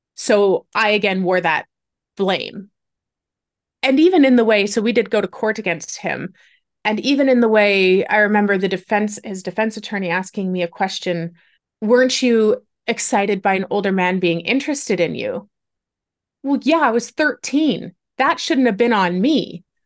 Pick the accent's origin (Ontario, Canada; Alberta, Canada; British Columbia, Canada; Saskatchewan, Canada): Ontario, Canada; I'm Canadian. I was born and raised in Ontario.